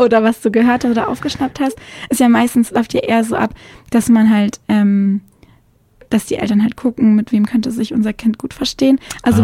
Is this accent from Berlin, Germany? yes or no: no; Konstanz, Baden-Württemberg, Germany; moved away; also born or lived in Mühlacker; Also ich bin dann aufgewachsen in Konstanz am Bodensee.